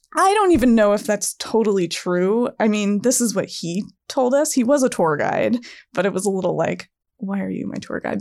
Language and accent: English; East Coast, United States; I'm from the East Coast